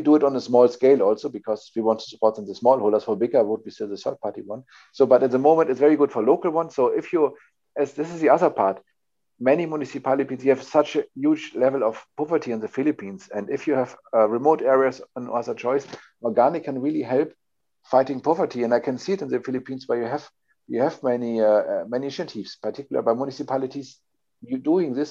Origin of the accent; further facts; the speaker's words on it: Hamburg, Germany; I'm coming from Hamburg, a sea town or near sea town in, in north of Germany.